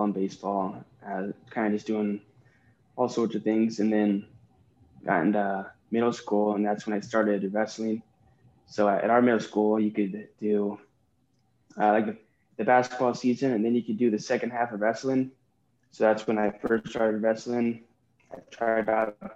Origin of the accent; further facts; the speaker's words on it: Southeast Iowa, United States; I grew up in Southeast Iowa, and I just work on my family's farm